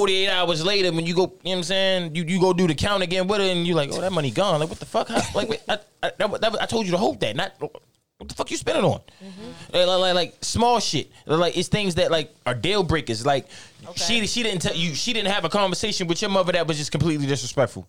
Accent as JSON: {"language": "English", "town": "Baltimore", "region": "Maryland", "country": "United States", "said": "I'm from Baltimore"}